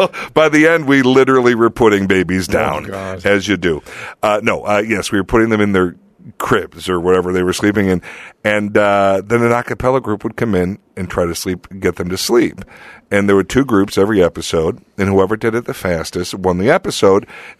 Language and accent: English; Lansing, Illinois, United States; moved away; Lansing, Illinois. Lansing, Illinois. Right outside of Chicago.